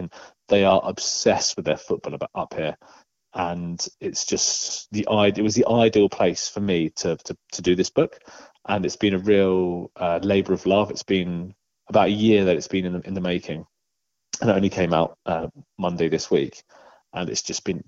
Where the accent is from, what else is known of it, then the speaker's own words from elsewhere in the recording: London, United Kingdom; moved away as an adult; also born or lived in Portsmouth; now in North East England, United Kingdom; So I'm from London, but before I moved up to the Northeast, I lived in Portsmouth.